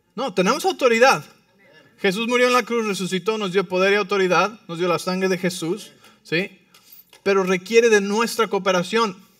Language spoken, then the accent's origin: Spanish; Mexico City, Mexico; como soy del DF, pues Así voy a hablar bien rápido